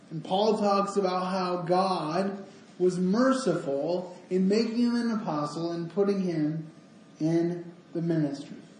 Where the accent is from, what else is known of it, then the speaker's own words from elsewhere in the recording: Grand Rapids, Michigan, United States; I'm I'm from Grand Rapids.